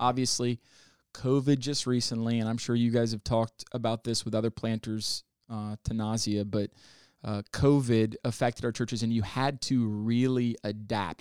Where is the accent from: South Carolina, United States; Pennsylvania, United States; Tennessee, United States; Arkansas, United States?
Arkansas, United States; Northwest; also born or lived in Kalamazoo, Michigan / Texas / Oklahoma; now in Columbus, United States; I spent most of my life in Northwest Arkansas